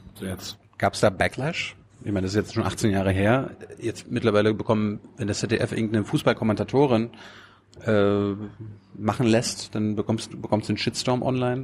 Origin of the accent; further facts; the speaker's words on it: Mecklenburg-Vorpommern, Germany; bei uns in Mecklenburg